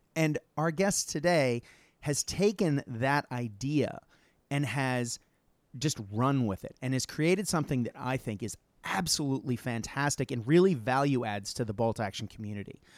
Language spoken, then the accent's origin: English; United States; moved away as an adult; now in Australia; as an American who moved to Australia, God, forever ago